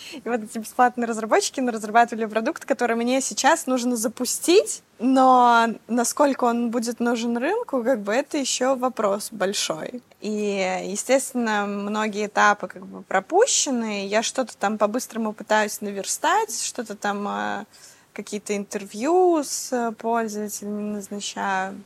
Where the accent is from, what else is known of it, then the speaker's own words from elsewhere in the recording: Belarus; я из Беларуси